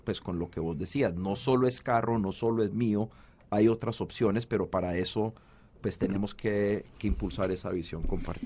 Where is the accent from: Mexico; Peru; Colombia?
Colombia; Cali, Valle del Cauca; moved away; yo como caleño